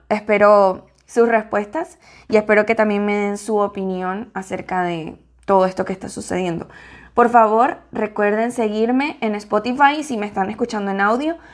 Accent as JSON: {"language": "Spanish", "country": "Venezuela", "moved": "yes", "lives_now": "United States", "said": "como decimos en Venezuela"}